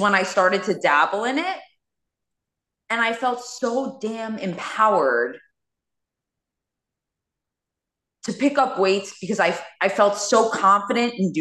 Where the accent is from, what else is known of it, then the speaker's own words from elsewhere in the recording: New York City, New York, United States; born and raised in Queens.